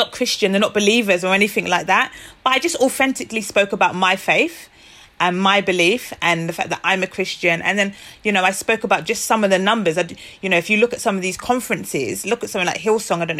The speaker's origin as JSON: {"language": "English", "country": "Nigeria", "said": "I'm Nigerian, just the rich culture, richness of our culture"}